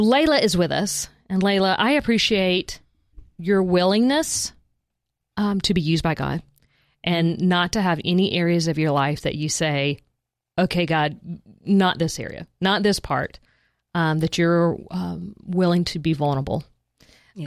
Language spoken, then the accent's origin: English; South Georgia, United States; I grew up in South Georgia